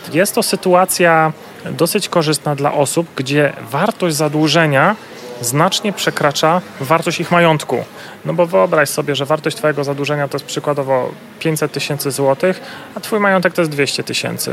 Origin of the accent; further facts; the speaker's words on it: Silesian Voivodeship, Poland; pochodzę ze Śląska.